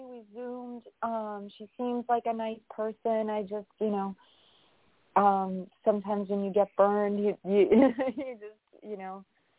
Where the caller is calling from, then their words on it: New York, United States; Hi, it's … from New York.